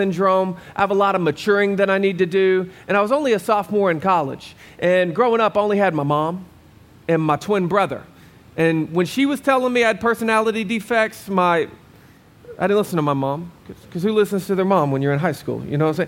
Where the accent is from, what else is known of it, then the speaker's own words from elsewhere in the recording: Arkansas, United States; moved away as an adult; now in Arizona, United States; I'm from Arkansas.